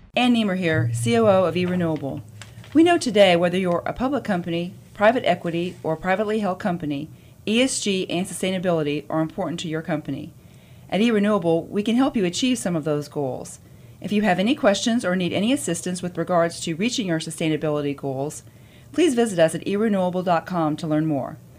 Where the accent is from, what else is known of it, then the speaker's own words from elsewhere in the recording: India; moved away as an adult; also born or lived in Texas, United States; now in United States; I'm originally from India. Grew up in India. Uh, came to the U.S. in 1998 uh, for my PhD